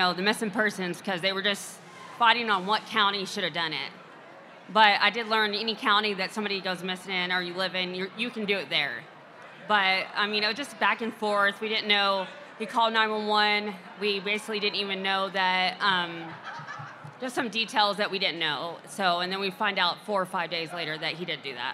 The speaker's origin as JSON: {"language": "English", "region": "Texas", "country": "United States", "said": "I'm from Texas"}